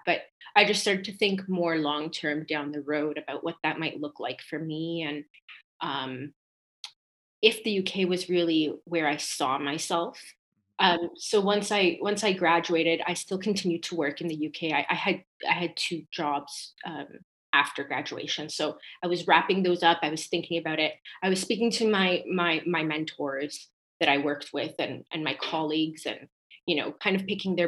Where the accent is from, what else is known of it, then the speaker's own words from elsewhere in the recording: Toronto, Ontario, Canada; also born or lived in Glasgow, Scotland; So I am born and raised in Toronto, but I'm also an EU citizen. My background is Italian